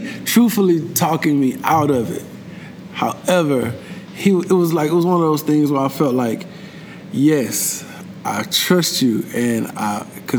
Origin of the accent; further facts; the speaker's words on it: Houston, Texas, United States; living in Houston, growing up in Houston. I went to school not too far from Houston, like 2.5 hours. But uprooting and moving to New York